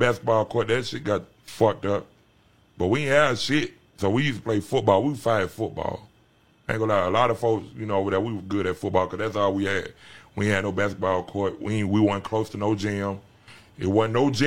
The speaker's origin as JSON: {"language": "English", "town": "Atlanta", "region": "Georgia", "country": "United States", "tie": "born or raised there", "said": "I'm from the West Side. I'm from the real West Side. I'm from Bankhead."}